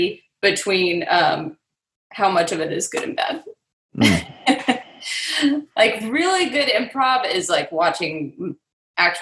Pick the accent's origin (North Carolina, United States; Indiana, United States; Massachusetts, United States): North Carolina, United States; Charlotte; moved away as an adult; also born or lived in New York; now in Nashville, United States; I moved back to Charlotte